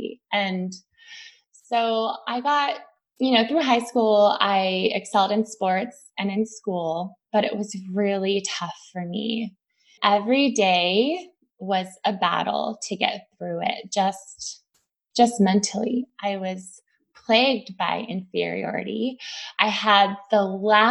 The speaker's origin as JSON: {"language": "English", "town": "San Jose", "region": "California", "country": "United States", "tie": "born or raised there", "said": "I grew up in the East foothills of Silicon Valley in San Jose, California"}